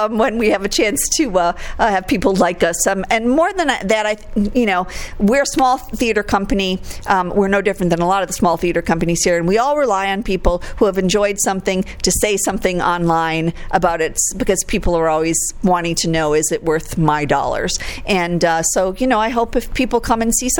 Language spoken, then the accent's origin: English; Chicago, Illinois, United States; now in Quad Cities, United States; I'm Chicago born and raised